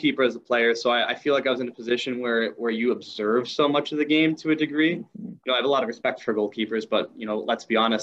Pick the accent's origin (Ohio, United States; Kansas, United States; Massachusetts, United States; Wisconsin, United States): Wisconsin, United States; Madison; also born or lived in Milwaukee, Wisconsin; Originally grew up around the Madison area, now living in Milwaukee